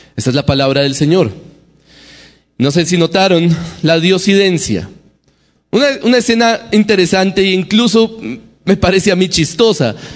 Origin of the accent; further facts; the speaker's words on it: Bogotá, Colombia; accent: Bogotá; el acento para nosotros los bogotanos